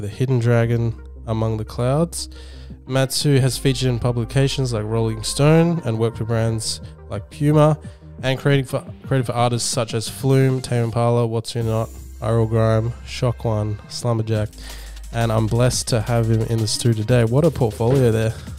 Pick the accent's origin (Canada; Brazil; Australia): Australia; Perth, Western Australia; growing up in Perth